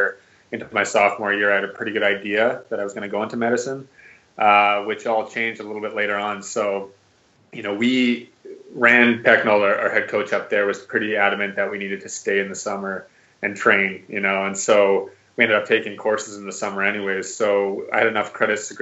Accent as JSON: {"language": "English", "area": "just outside Vancouver, west coast of Canada", "region": "British Columbia", "country": "Canada", "tie": "born or raised there", "moved": "as an adult", "said": "I grew up in Canada, actually, on the west coast of Canada, just outside Vancouver"}